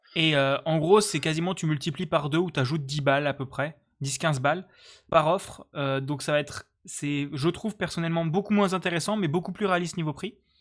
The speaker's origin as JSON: {"language": "French", "area": "Lorraine", "region": "Grand Est", "country": "France", "moved": "yes", "lives_now": "Alsace, France", "said": "je suis Lorrain et même pas Alsacien."}